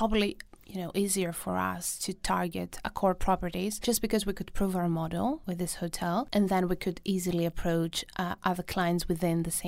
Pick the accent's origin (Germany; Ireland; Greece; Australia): Greece; moved away; I was in Greece, in my hometown